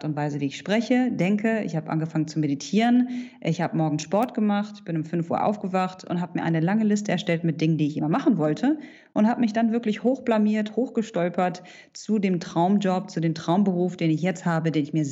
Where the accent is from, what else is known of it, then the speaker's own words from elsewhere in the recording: Hanover, Lower Saxony, Germany; now in Dubai, United Arab Emirates; ich bin vor zehn Jahren aus Hannover ausgewandert und lebe mittlerweile in Dubai in den Vereinigten Arabischen Emiraten.